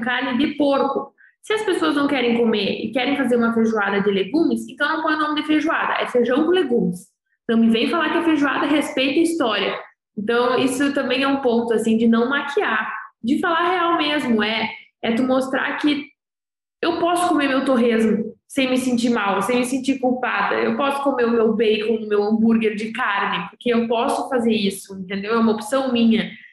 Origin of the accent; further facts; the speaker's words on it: interior of Rio Grande do Sul, Brazil; Eu sou do interior do Rio Grande do Sul